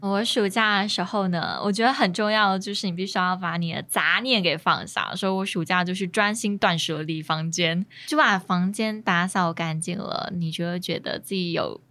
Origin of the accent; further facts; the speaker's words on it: Chiayi, Taiwan; 自己身为嘉义人，应该要讲点闽南语吧